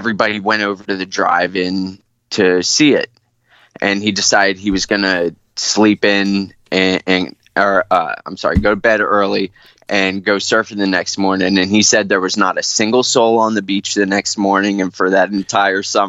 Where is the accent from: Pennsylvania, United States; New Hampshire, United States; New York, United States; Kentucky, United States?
Pennsylvania, United States; Lancaster; also born or lived in Boston, Massachusetts; when I was younger, for my dad's job, we moved to Lancaster, Pennsylvania, Amish country. And that's where I've been ever since.